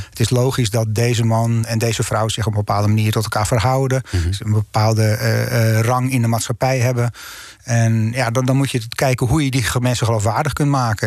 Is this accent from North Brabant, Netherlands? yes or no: no; North Holland, Netherlands; ik ben Noord-Hollander